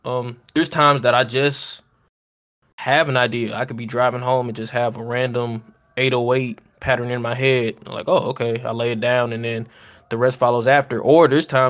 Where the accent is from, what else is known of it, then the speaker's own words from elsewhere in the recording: Cleveland, Ohio, United States; moved away; I'm from Cleveland, Ohio. We're just moving down here